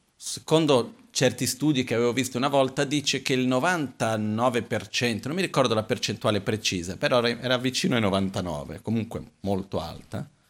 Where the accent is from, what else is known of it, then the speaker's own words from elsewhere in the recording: Brazil; essendo brasiliano